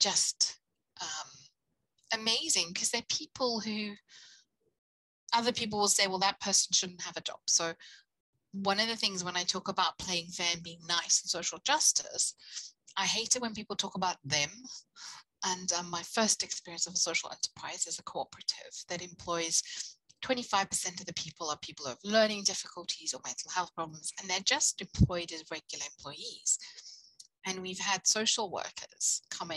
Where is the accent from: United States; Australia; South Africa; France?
South Africa; now in United Kingdom; I come from South Africa where you either have a job or you